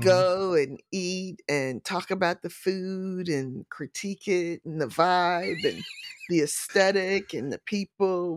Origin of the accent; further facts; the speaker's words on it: St. Louis, Missouri, United States; moved away as an adult; also born or lived in Valdosta, Georgia; So, I am a native Saint Louisan. I was born and raised in Saint Louis, Missouri